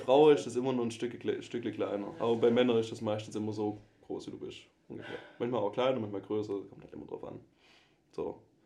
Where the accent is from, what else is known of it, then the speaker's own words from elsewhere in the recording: Swabia, Germany; accent: Swabian; moved away; ich versuche meinen Dialekt echt ein bisschen zurückzuhalten. Ich glaube, die Hörerbare das höre, ich komme aus dem Schwabeländle.